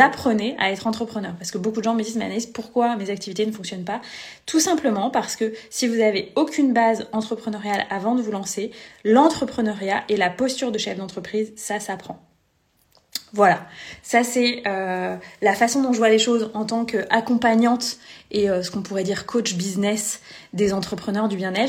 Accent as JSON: {"language": "French", "town": "Vannes", "region": "Brittany", "country": "France", "tie": "born or raised there", "also_born_or_lived": "Lyon region", "moved": "as an adult", "said": "je vis actuellement à Vannes en Bretagne, là où j'ai grandi"}